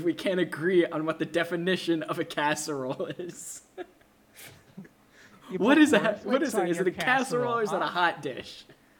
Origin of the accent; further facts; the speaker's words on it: Minnesota, United States; I'm from Minnesota